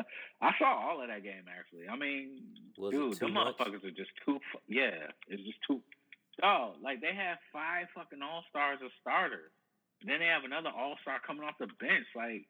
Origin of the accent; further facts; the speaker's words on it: Nashville, Tennessee, United States; I'm from West Nashville.